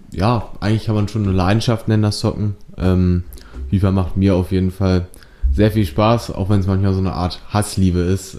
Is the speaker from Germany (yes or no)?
yes; Bilshausen, Lower Saxony, Germany; ich komme aus Bilzhausen, ich bin 17 Jahre alt und derzeit besuche ich, besuche ich die 11. Klasse des Eichsfeld-Gymnasium in Duderstadt